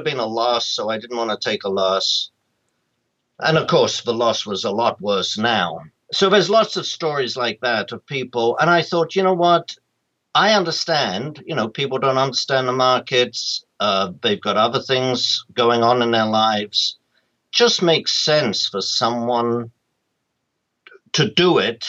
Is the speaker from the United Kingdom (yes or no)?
yes; London, United Kingdom; moved away as an adult; now in United States; I'm from London originally. I'm a graduate of London School of Economics.